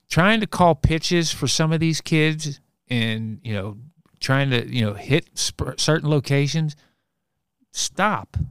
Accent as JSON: {"language": "English", "town": "Bellevue", "region": "Kentucky", "country": "United States", "tie": "born or raised there", "said": "I grew up in Bellevue and I went to Saint Anthony's grade school"}